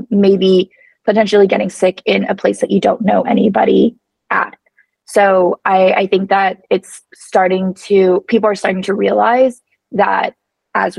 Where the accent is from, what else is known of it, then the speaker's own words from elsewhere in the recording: United States; now in Mexico; I'm an American